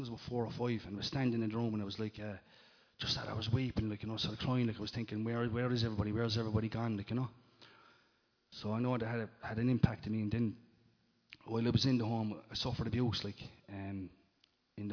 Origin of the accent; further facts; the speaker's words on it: Limerick, Munster, Ireland; when I was growing up in Limerick